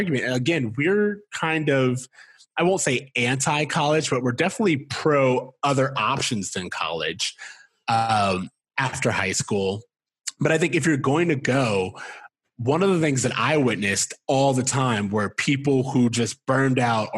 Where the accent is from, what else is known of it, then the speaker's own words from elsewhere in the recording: Florida, United States; We're from Florida